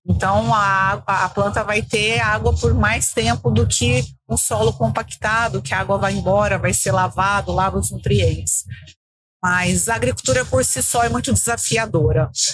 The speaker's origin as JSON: {"language": "Portuguese", "town": "Guaíra", "country": "Brazil", "tie": "born or raised there", "said": "Eu sou de Guaíra, sou conterrânea da Sônia"}